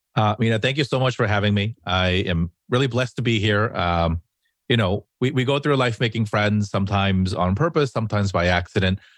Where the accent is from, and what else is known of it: Los Angeles, California, United States